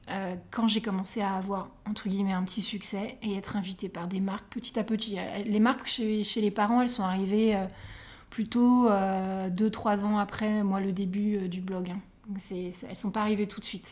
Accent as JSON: {"language": "French", "region": "Île-de-France", "country": "France", "said": "je suis, francilienne"}